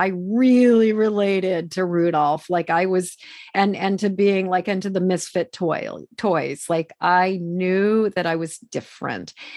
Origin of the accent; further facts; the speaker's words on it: Massachusetts, United States; I grew up in Massachusetts